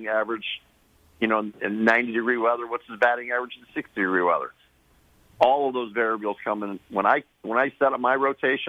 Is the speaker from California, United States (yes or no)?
yes; Sacramento, California, United States; growing up in Sacramento